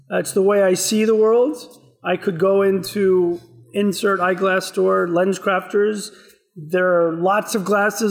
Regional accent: Houston, Texas, United States; I grew up in outside of Houston, Texas

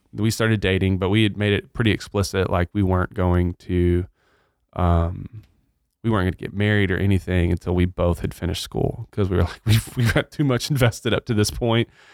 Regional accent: Batesville, Arkansas, United States; moved away as an adult; also born or lived in Blytheville, Arkansas / Kansas City; now in Nacogdoches, United States; I grew up in Arkansas. I was born in Blyville, Arkansas. Grew up in Batesville, Arkansas

